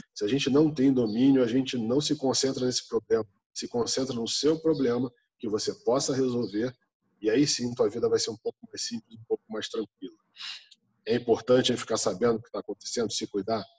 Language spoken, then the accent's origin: Portuguese; Brazil; Nós somos brasileiros